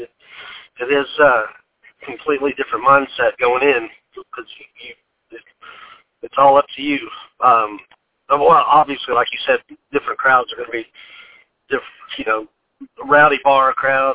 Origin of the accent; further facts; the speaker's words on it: Sevierville, Tennessee, United States; also born or lived in Knoxville, Tennessee; I grew up in Sevierville in the Gatlinburg area.